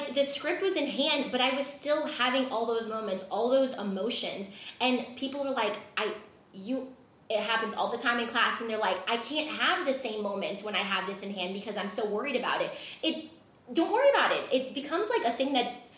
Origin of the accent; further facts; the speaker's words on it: Louisiana, United States; moved away; also born or lived in Los Angeles; So I'm in New Orleans now because I'm from Louisiana